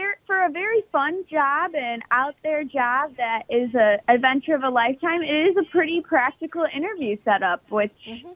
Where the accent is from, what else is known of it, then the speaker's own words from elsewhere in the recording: Midwest, United States; I grew up in the Midwest and remember everyone talking about the Wienermobile.